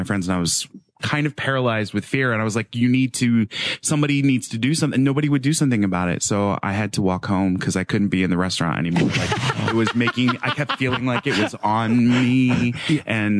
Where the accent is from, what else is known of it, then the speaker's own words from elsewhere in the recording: New Jersey, United States; We had a pool when I was growing up in New Jersey